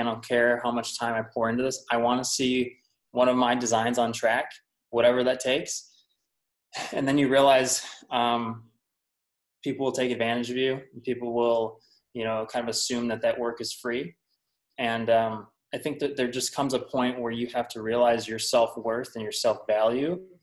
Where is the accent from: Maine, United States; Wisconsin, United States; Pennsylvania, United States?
Wisconsin, United States; I'm from Wisconsin